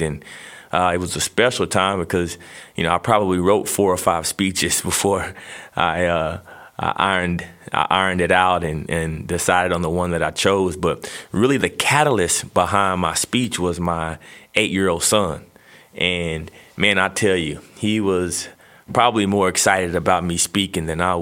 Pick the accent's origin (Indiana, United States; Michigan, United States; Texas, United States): Texas, United States; growing up in Texas as a young kid